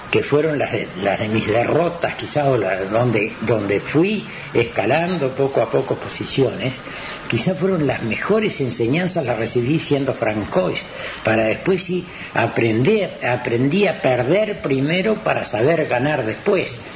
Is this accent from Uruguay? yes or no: yes; Carmelo, Colonia, Uruguay; Cuando yo vine de Carmelo y corrí acá, como en Carmelo nos dicen a todos nosotros francois